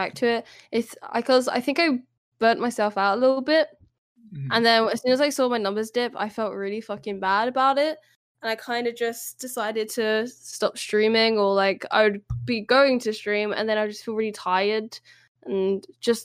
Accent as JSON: {"language": "English", "country": "United Kingdom", "said": "Us Brits"}